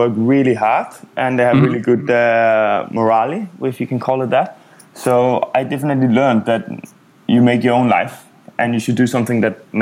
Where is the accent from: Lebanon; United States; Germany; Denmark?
Denmark; Copenhagen, Capital Region of Denmark; moved away as an adult; also born or lived in Asia / Middle East / Africa / Amsterdam; I grew up in Copenhagen in Denmark